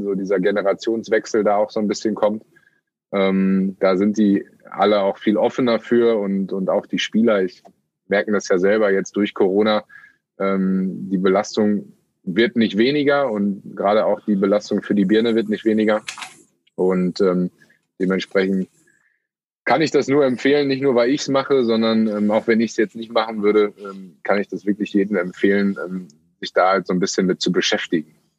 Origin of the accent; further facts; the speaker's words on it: Münster, North Rhine-Westphalia, Germany; mein Heimatort, Geburtsort und äh, eigentlich äh, Hauptwohnsitz mit Münster